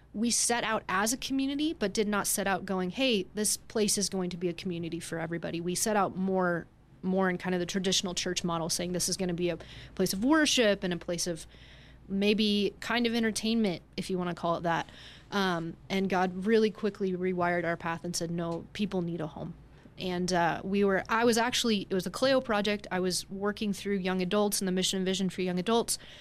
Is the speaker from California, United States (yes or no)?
no; Denver, Colorado, United States; we are both from Denver